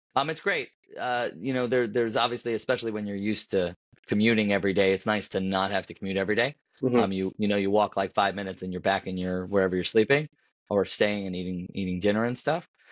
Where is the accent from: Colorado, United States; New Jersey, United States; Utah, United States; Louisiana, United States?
New Jersey, United States; Paramus; also born or lived in Washington Heights, New York; I grew up in Paramus, New Jersey